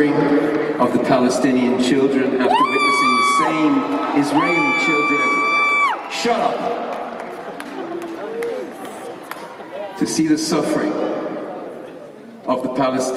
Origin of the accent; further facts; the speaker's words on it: Ireland; growing up in Ireland